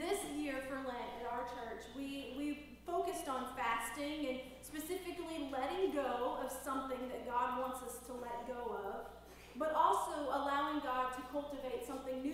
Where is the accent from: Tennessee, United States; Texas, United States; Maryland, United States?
Tennessee, United States; now in Louisiana, United States; We're originally from Tennessee, my family